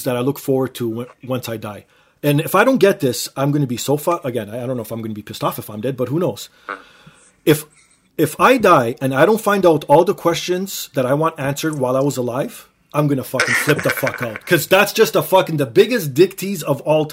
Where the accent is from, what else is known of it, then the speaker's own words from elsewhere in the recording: Canada; I'm Canadian